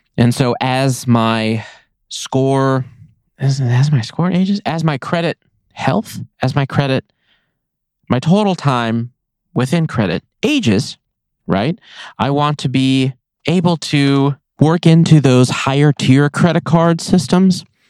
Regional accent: Nevada, United States; I love my home state. I will be in Nevada in as long as I possibly can

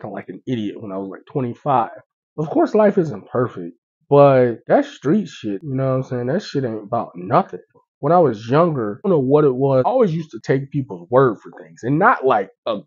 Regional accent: Pittsburgh, Pennsylvania, United States; also born or lived in Tampa, Florida; I grew up in Pittsburgh. I was born in Tampa, but I moved here when I was 6 and I left when I was 17

